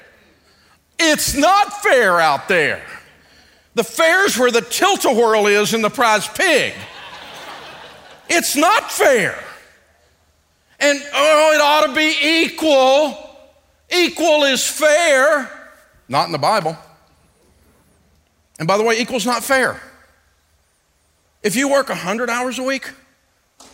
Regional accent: Antioch, Tennessee, United States; I'm from Antioch, Tennessee

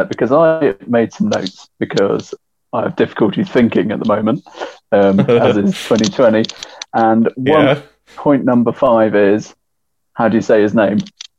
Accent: Eastern England, East of England, United Kingdom; I'm from Eastern England

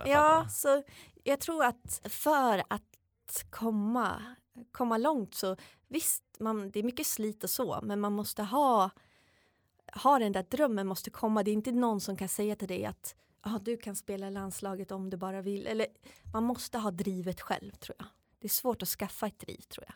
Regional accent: Uppsala, Uppsala County, Sweden; moved away as an adult; also born or lived in United States / France / Austria; hemma i Uppsala

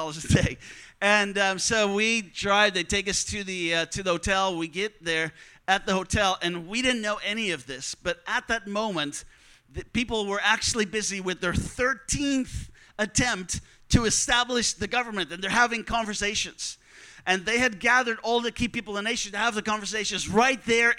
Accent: Netherlands; I'm from the Netherlands

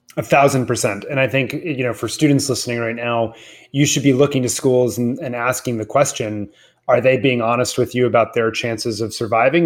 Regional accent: Washington, District of Columbia, United States; I grew up in Washington, D C

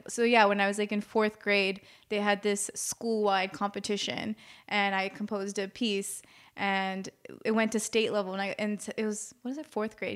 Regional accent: Maryland, United States; I'm from Maryland

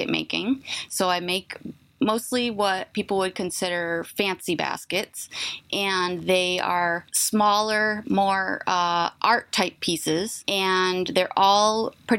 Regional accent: Indian Island, Deer Isle, Stonington area, Maine, United States; also born or lived in Bangor, Maine; I'm from Indian Island. That's where my whole family is from.

